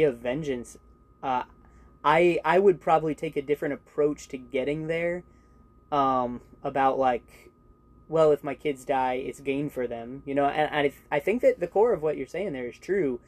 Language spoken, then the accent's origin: English; United States